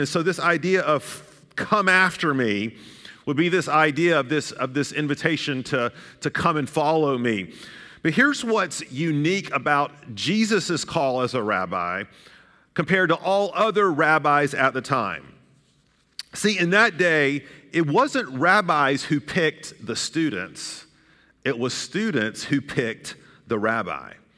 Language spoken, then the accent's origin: English; Chattanooga, Tennessee, United States; That's where I grew up, the road I grew up in Chattanooga, Tennessee